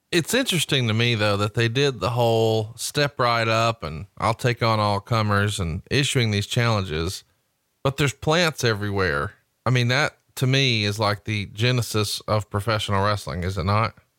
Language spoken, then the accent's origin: English; Alabama, United States; I'm from Alabama.